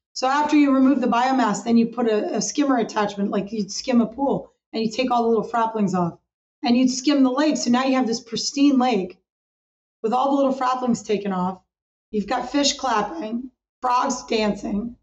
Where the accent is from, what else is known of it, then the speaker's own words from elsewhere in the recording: Hudson Valley, Catskill Mountains, New York, United States; I grew up in the Hudson Valley, which is the Catskill Mountains, the base of the Catskill Mountains in New York